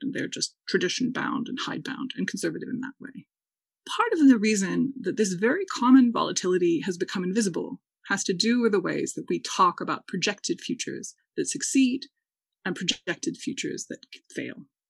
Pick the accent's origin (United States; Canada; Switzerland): United States; Wisconsin; I'm from Wisconsin